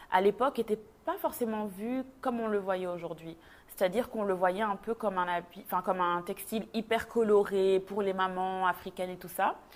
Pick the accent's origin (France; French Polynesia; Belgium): Belgium; moved away as an adult; now in Montreal, Canada; moi, je suis née, j'ai grandi en Belgique. Je suis d'origine congolaise. Et euh, il y a presque neuf ans maintenant, avec euh, mon mari, on a décidé de quitter la Belgique pour s'installer euh, à Montréal.